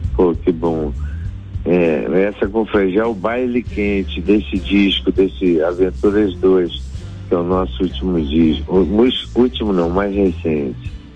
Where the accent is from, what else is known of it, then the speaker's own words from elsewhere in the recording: Rio de Janeiro, Brazil; Eu cresci aqui no Rio de Janeiro, na praia, a gente cresceu na praia